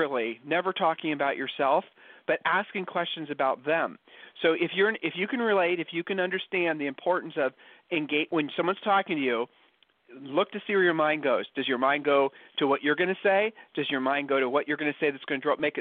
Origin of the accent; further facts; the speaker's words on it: Ohio, United States; accent: Ohio accent; moved away as an adult; now in Texas, United States; we're originally from Ohio